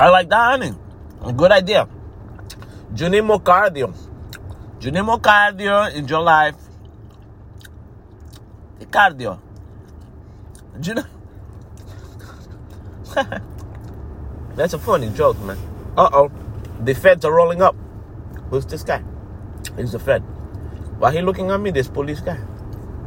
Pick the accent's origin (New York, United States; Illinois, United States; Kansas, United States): New York, United States; New York City; moved away; I'm from Brooklyn